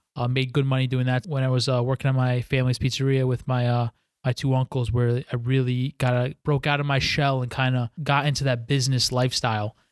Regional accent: White Plains, New York, United States; moved away as an adult; also born or lived in Stillwater, Oklahoma; born and raised in White Plains, New York, which is about twenty-five minutes outside, uh, Manhattan

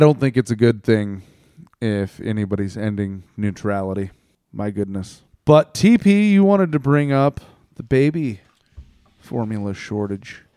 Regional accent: United States; I'm an American

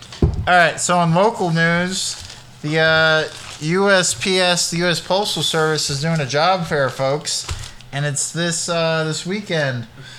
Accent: Sacramento, California, United States; moved away; I'm from the West Coast.

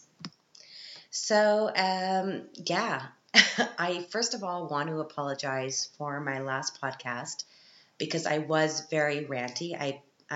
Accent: Canada; now in Europe; as a Canadian living in Europe

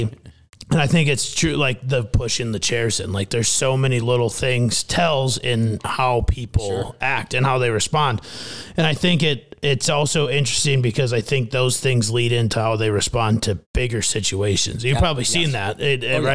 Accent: Midwest, United States; now in Phoenix, United States; growing up in the Midwest

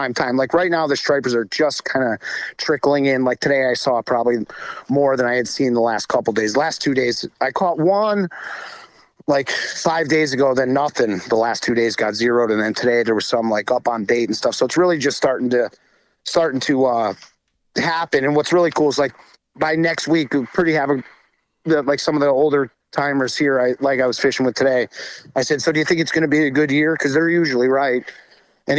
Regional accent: Rhode Island, United States; growing up in Rhode Island

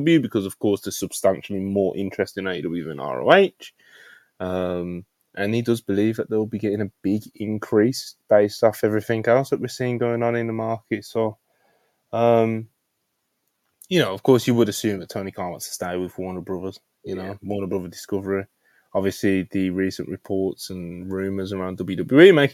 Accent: Birmingham, West Midlands, United Kingdom; accent: Brummie; being a natural Brummie

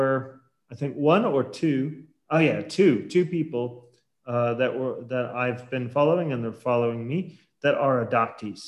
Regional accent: Portland, Oregon, United States; moved away; I grew up in Portland, Oregon.

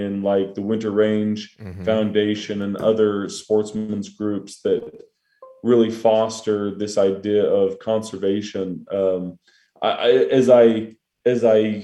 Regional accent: Star Valley, Wyoming, United States; now in Utah, United States; I grew up in Star Valley, Wyoming. Grew up on a dairy farm and a ranch

